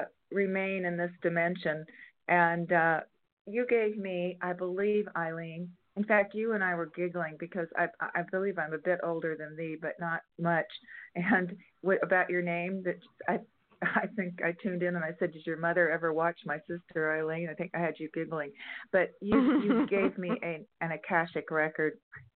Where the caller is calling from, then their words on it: San Diego, California, United States; San Diego area of California.